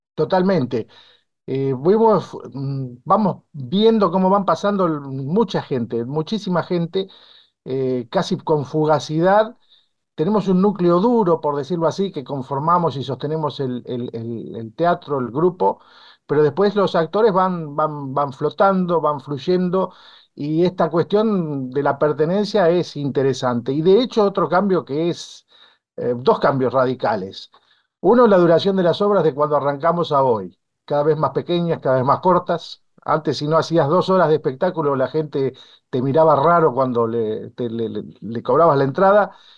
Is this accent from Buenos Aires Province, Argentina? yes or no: yes; Bolívar, Buenos Aires Province, Argentina; en mi pueblo